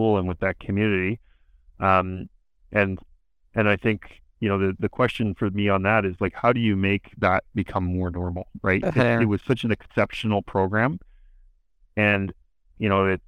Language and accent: English; Toronto, Ontario, Canada; I grew up in Toronto